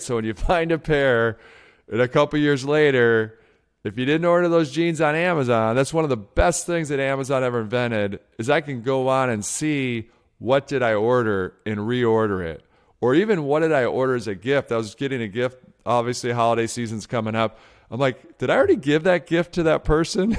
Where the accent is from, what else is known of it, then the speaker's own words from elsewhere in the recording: outside of Detroit, Michigan, United States; when I was a kid growing up outside of Detroit, Michigan